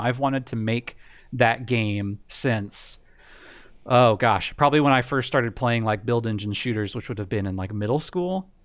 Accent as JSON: {"language": "English", "country": "United States", "said": "I got a job, um, actually in my hometown doing software support"}